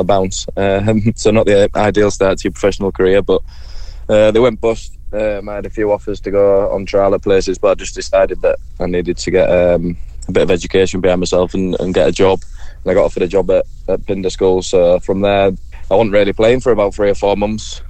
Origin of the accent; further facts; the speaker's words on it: Scarborough, Yorkshire and the Humber, United Kingdom; Pretty much my hometown club